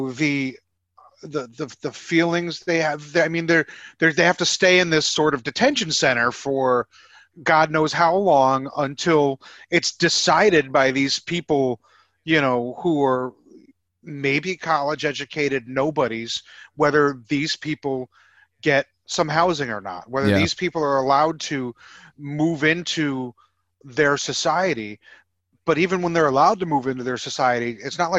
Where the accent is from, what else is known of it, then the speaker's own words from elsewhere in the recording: United States; I'm American.